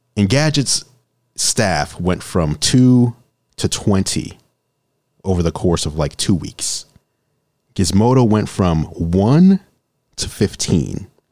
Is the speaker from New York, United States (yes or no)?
yes; New York City, New York, United States; moved away as an adult; also born or lived in Olympia; now in Seattle, United States; I grew up in New York City